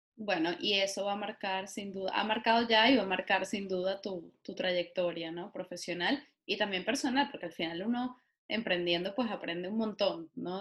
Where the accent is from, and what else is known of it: Venezuela; moved away